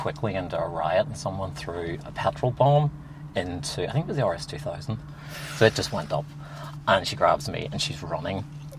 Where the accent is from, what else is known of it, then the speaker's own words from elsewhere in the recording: Northern Ireland, United Kingdom; I grew up in the Troubles in Northern Ireland. and from with very religious parents as a screaming homosexual.